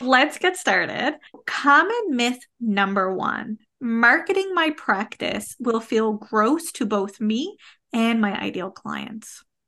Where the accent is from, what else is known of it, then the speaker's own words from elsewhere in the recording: Canada; I am a Canadian social worker